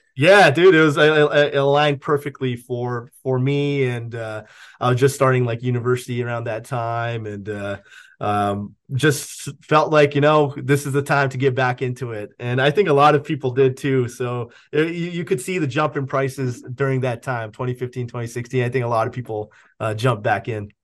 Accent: Canada; I'm Canadian.

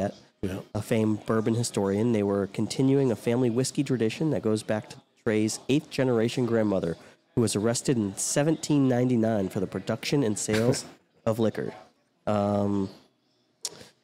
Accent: United States; I'm real American

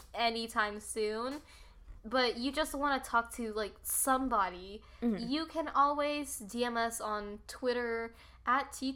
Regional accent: North Carolina, United States; born and raised in North Carolina

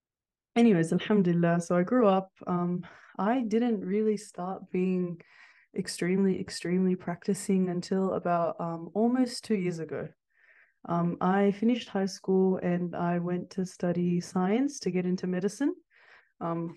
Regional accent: Sydney, New South Wales, Australia; born or raised there; also born or lived in Kurdistan

